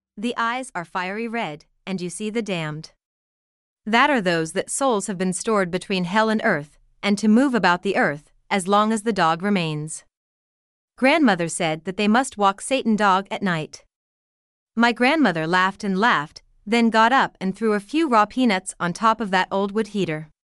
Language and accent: English; North Carolina, United States; My grandmother house sits on a hill, surrounded by acres and acres of farmland. The landscape was like a roller coaster, up and down, up and down with curved roads, in a small town in North Carolina